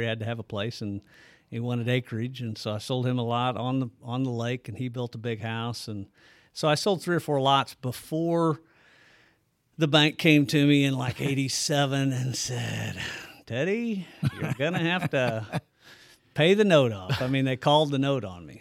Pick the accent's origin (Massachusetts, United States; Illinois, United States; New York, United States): Illinois, United States; Bethalto; also born or lived in Alton, Illinois; I consider myself born and raised in Bethalto